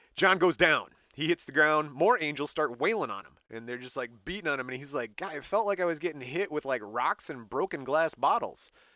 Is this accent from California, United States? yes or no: no; Michigan, United States; we're from Michigan